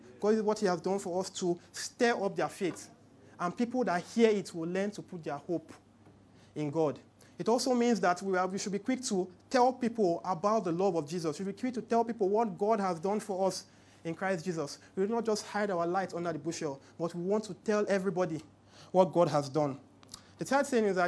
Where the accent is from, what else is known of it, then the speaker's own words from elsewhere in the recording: Port Harcourt, Rivers State, Nigeria; now in Lagos, Nigeria; I grew up in Port Harcourt, so it was very weird when I came to Lagos.